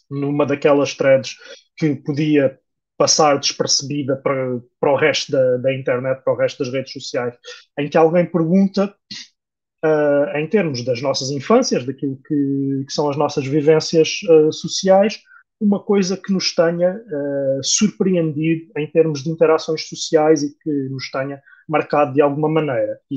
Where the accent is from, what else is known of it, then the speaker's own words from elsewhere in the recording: Portugal; nós que somos portugueses